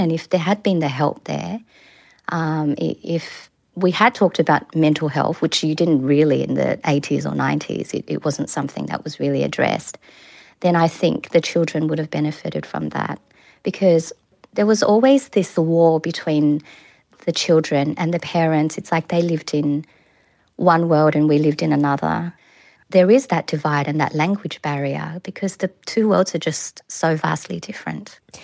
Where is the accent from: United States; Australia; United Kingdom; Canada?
Australia; Sydney, New South Wales; moved away as an adult; now in New Zealand; my hometown of Kabramatta